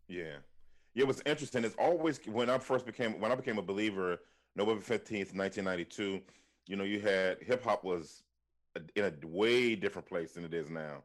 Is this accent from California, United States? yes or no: no; Washington, District of Columbia, United States; now in Philadelphia, United States; born and raised in Washington, D C, uh, during the crack era